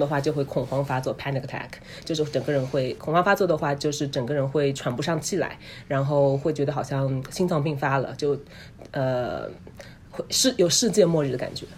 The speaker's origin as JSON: {"language": "Chinese", "country": "China", "moved": "yes", "lives_now": "United States", "said": "我们中国人群体里面，华人嗯。群体里面"}